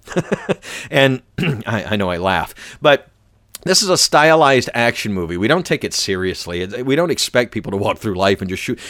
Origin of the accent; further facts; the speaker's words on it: the South, United States; I'm from the South.